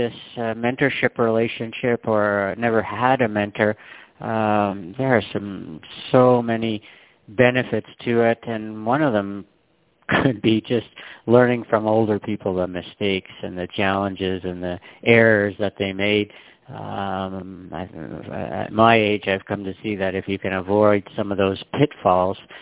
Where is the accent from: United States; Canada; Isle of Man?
Canada; I'm born and raised in Canada